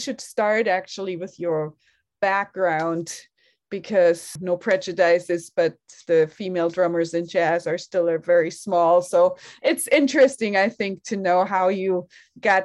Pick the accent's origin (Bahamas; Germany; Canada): Germany; growing up in Germany, we did the same exchange program